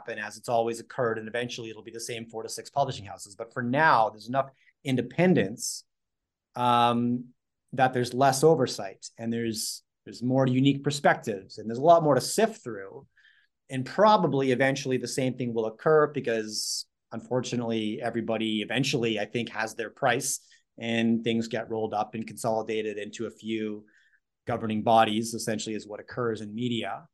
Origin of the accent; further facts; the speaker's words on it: Canada; I'm Canadian